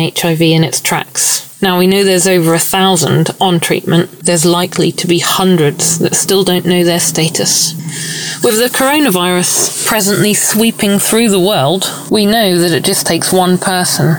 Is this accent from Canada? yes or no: no; United Kingdom; also born or lived in Bristol; I'm British. I live in Bristol in a flat with my long-term partner